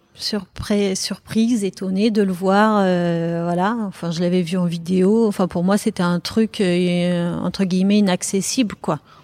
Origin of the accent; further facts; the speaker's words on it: Paris, Île-de-France, France; moved away as an adult; now in Bordeaux, France; je suis parisienne à la base